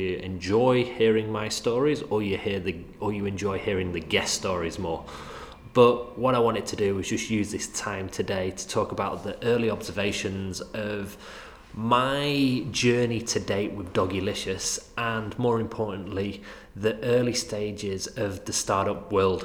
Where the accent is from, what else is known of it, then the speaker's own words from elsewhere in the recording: Manchester, North West England, United Kingdom; accent: Mancunian; my crazy Mancunian accent